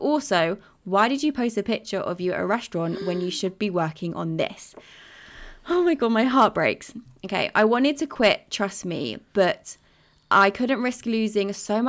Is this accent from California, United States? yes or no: yes; California, United States; So I'm from California, but in January of 2020, I wanted to find some Spanish clients so that I could move to Madrid to live with my boyfriend.